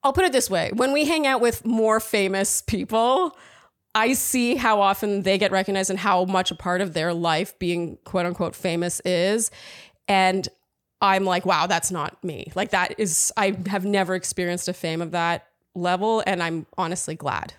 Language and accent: English; Canada; also born or lived in Germany; now in New York, United States; I'm really Canadian at heart